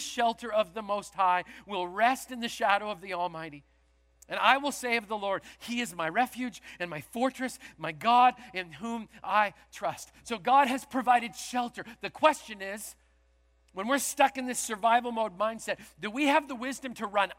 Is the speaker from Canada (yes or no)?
yes; Canada; moved away; originally I'm from Canada